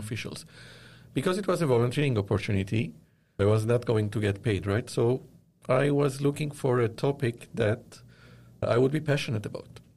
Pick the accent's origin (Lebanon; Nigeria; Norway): Lebanon; moved away as an adult; also born or lived in Dubai; now in Toronto, Canada; I was born and raised in Lebanon and I studied there